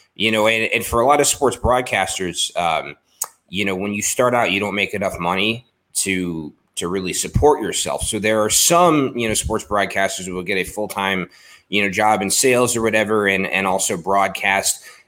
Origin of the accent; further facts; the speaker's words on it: Baltimore, Maryland, United States; I grew up in Baltimore